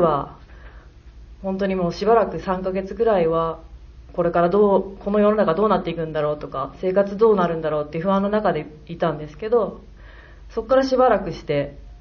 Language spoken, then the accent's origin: Japanese; Hyogo, Japan; moved away as an adult; also born or lived in Tokyo; 私は出身は兵庫県なんですけど21歳から東京で10年間12年仕事をしていた